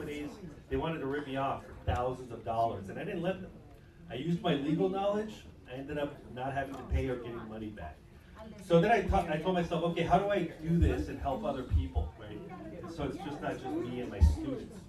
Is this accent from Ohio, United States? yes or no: no; Tallahassee, Florida, United States; I'm from Tallahassee, Florida